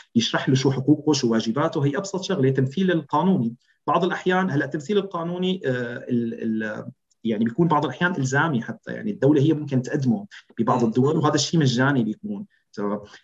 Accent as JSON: {"language": "Arabic", "country": "Syria", "first_language": "Arabic", "moved": "as an adult", "said": "نحن كشهود كسوريين"}